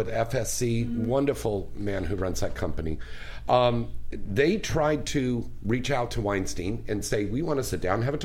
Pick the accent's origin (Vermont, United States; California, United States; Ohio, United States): California, United States; San Jose; that's my hometown up there